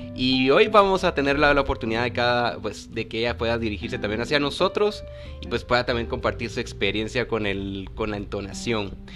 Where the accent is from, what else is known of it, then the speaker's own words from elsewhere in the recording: Guatemala; la entonación que nosotros tal vez aquí en Guatemala le damos a nuestro español